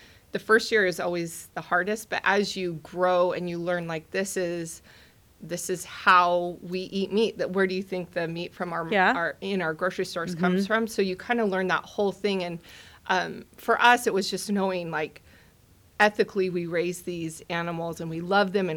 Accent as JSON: {"language": "English", "town": "Medford", "region": "Oregon", "country": "United States", "tie": "born or raised there", "also_born_or_lived": "Portland", "said": "I grew up in Medford schools"}